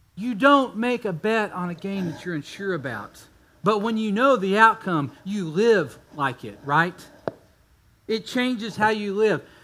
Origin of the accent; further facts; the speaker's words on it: Texas, United States; also born or lived in Kentucky; I was born in Kentucky, but we moved to Texas as fast as we could